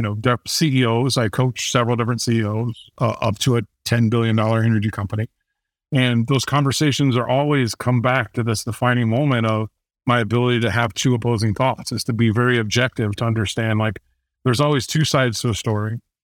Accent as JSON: {"language": "English", "town": "Fort Wayne", "region": "Indiana", "country": "United States", "tie": "born or raised there", "said": "I grew up in Fort Wayne, Indiana, uh, very small town"}